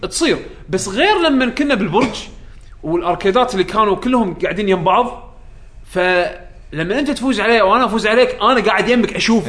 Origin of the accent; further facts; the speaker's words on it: Kuwait; عندنا بالكويت